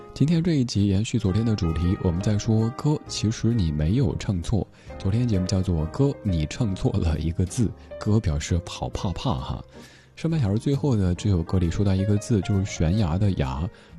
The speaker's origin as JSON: {"language": "Chinese", "region": "Sichuan", "country": "China", "tie": "born or raised there", "accent": "Sichuanese", "first_language": "Sichuanese", "said": "在我的家乡话、四川话当中的这个语境里不太好。"}